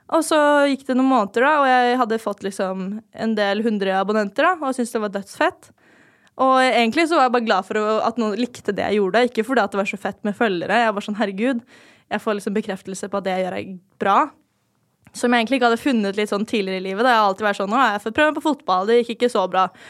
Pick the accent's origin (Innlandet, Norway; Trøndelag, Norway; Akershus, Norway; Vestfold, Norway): Akershus, Norway; Lørenskog; also born or lived in Oslo; jeg er født eh, i Oslo, da, men jeg bodde ikke der så lenge. Det var sånn de tre første årene av livet. Og så flytta til Fjellhamar. Levde liksom livet